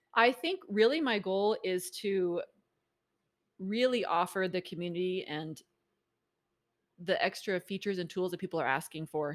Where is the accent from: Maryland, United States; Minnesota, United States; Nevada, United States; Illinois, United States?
Maryland, United States; moved away as an adult; also born or lived in Provo, Utah; now in Utah, United States; I grew up in Maryland